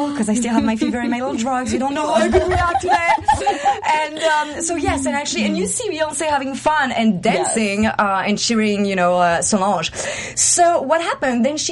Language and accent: English; Paris, Île-de-France, France; now in Los Angeles, United States; I'm your fashionista from Paris, your TV host